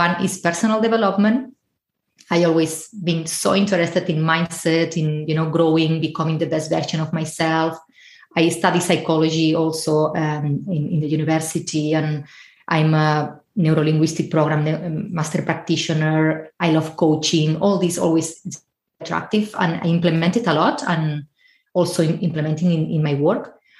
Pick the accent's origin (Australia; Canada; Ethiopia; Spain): Spain; moved away as an adult; now in Ireland; I'm originally from Spain, but I'm currently living in Ireland